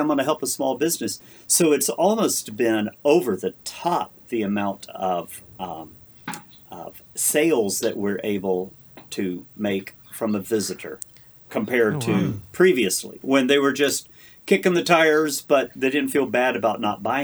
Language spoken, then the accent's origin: English; Kentucky, United States; now in Washington, United States; my home state of Kentucky is where I come from